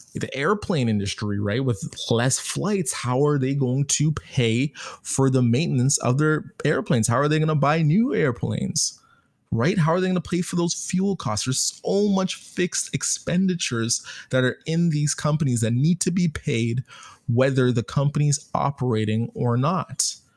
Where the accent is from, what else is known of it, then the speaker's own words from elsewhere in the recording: Canada; I'm Canadian, so I'm using my Canadian dollars